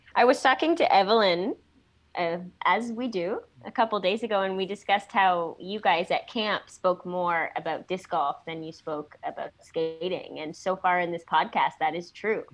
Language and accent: English; St. Catharines, Ontario, Canada; I was born in St. Catharines, Ontario, a city that's about 10 minutes, I guess, from Niagara Falls